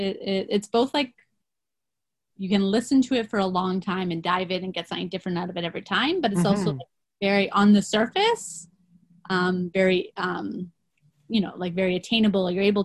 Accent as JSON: {"language": "English", "country": "Canada", "said": "at least when I think of like Northern Canada as a Canadian, but like as somebody who has not got to travel there"}